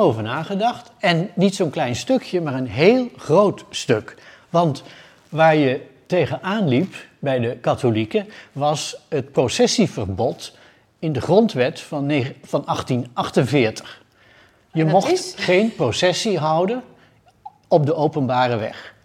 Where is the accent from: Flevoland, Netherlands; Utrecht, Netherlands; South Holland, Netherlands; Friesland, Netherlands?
Utrecht, Netherlands; Ik ben geboren in Utrecht, in de binnenstad. En eh, heb ik bij, altijd gewoond